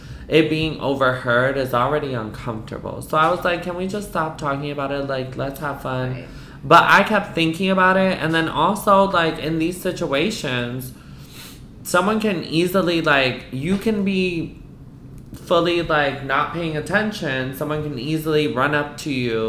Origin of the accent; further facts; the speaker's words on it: East Coast, United States; I'm Puerto Rican. I'm from the East Coast